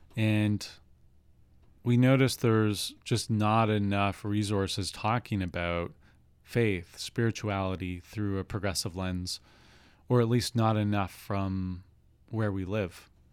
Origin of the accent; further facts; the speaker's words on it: Swift Current, Saskatchewan, Canada; also born or lived in Montreal / Virginia; now in Victoria, Canada; I grew up on Treaty Four territory in southwestern Saskatchewan, town of Swift Current